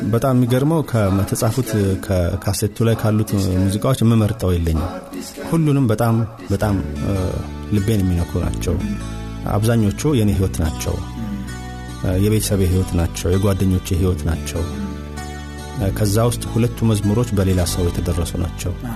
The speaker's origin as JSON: {"language": "Amharic", "region": "Addis Ababa", "country": "Ethiopia", "tie": "born or raised there"}